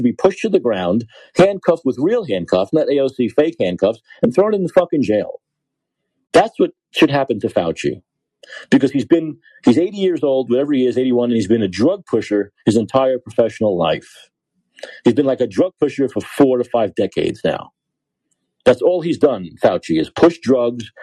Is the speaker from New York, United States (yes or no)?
yes; New York, United States; moved away as an adult; now in San Francisco, United States; I'm from New York. I live in San Francisco now.